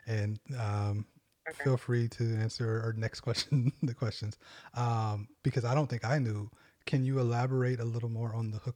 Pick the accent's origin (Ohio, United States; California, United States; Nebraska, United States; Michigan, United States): Nebraska, United States; Omaha; We came from the same hometown